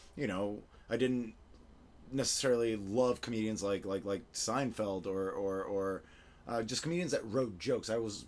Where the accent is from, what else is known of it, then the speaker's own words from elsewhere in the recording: Venezuela; also born or lived in Florida, United States / Argentina; I was born in Venezuela, and I sort of, like, went back and forth my whole life between Florida and Venezuela, and then I also lived in Argentina.